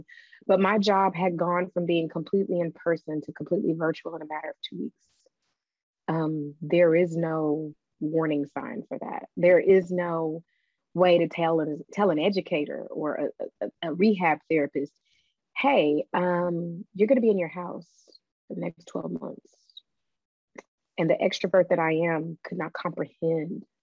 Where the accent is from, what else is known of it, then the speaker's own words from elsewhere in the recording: the South, United States; I am from the South